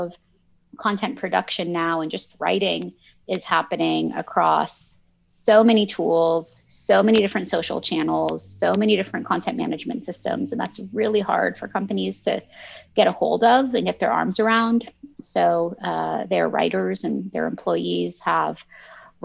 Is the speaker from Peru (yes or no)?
no; Canada; English is a second language; also born or lived in Lebanon; my family immigrated from Lebanon to Canada when I was in kindergarten.